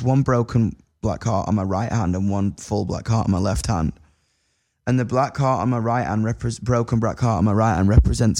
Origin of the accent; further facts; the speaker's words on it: United Kingdom; I know I'm British